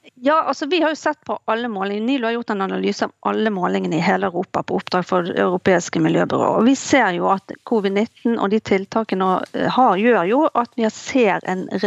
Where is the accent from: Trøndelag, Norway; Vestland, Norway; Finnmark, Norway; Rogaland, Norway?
Vestland, Norway; Bergen; jeg kommer jo selv fra Bergen